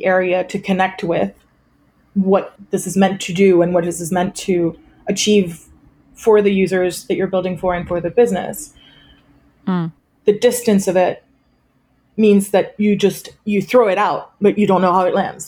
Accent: France; moved away; also born or lived in United States; I am French originally

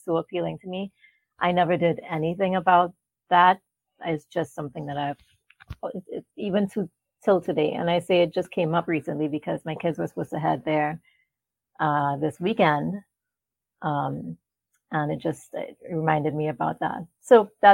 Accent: Trinidad & Tobago; moved away as an adult; now in United States; I was born in Trinidad, which is where my great-grandparents, you know, so they moved into the West Indies, Trinidad being one of them. And so that's where I was born and that's where I'm from

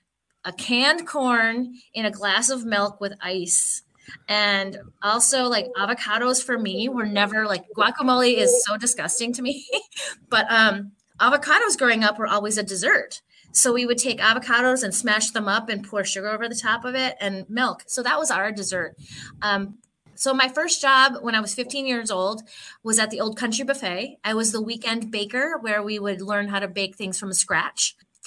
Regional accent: Philippines; No, actually, I'm Filipino. And so the desserts that we eat growing up as Filipinos are completely different.

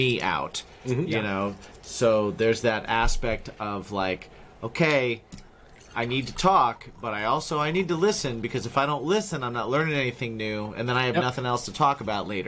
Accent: Indiana, United States; I grew up in Indiana

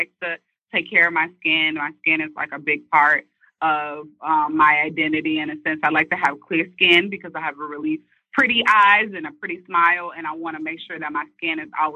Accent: St. Louis, Missouri, United States; moved away as an adult; Speaking as a Midwest girl, because she's from Chicago, I'm from St. Louis, Missouri

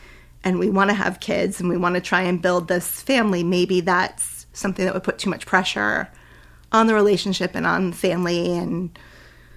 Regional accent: Rhode Island, United States; moved away as an adult; also born or lived in New Hampshire; I'll just move back to Rhode Island. I'll move in with my mom.

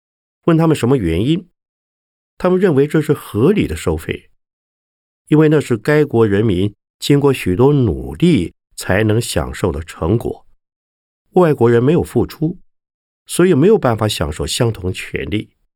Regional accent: Taiwan; 就台湾来讲，虽然我们台湾人看来似乎人人都有宗教信仰，常常到庙里拜拜，但是许多人只有拜的动作。

